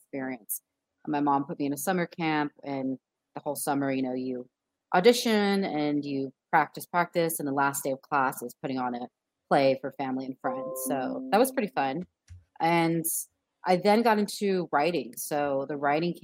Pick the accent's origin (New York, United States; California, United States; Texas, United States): California, United States; Inland Empire; also born or lived in Glendora, California; I grew up in Inland Empire, suburban neighborhoods